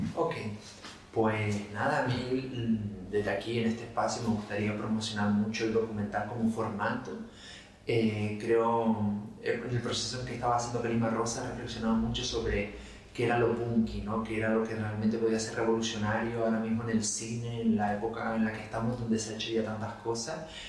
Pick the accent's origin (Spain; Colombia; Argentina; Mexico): Spain; Las Palmas de Gran Canaria, Canary Islands; also born or lived in Madrid; Yo, por ejemplo, nací y criado en Isleta, toda mi familia por parte de madre de allá.